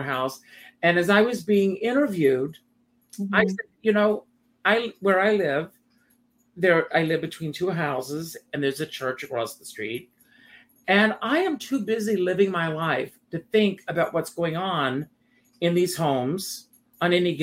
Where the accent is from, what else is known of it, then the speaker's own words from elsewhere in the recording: South Carolina, United States; moved away; I grew up in South Carolina